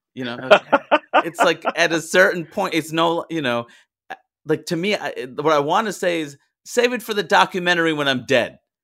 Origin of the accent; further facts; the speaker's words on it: New York City, New York, United States; also born or lived in London, United Kingdom; growing up in New York